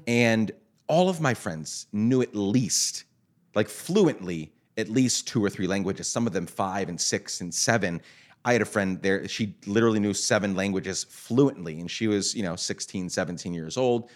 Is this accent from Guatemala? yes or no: yes; Guatemala; now in United States; I grew up in Guatemala